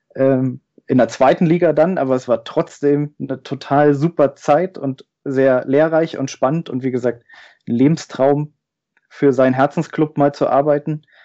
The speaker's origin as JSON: {"language": "German", "town": "Rathenow", "region": "Brandenburg", "country": "Germany", "tie": "born or raised there", "said": "aus dem schönen Hafeland, das kennt man vielleicht noch aus dem äh, Gedicht von Theodor Fontane, der Herr Ribbeck zu Ribbeck auf Haf im Hafeland ähm, geboren in Rathenow, da auch äh, in der Nähe aufgewachsen"}